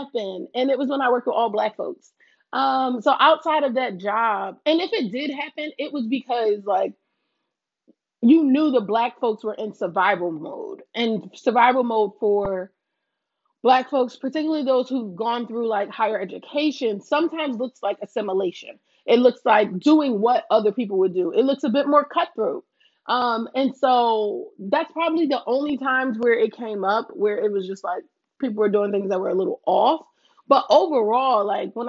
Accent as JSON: {"language": "English", "town": "Philadelphia", "region": "Pennsylvania", "country": "United States", "tie": "born or raised there", "said": "I was born and raised in North Philly"}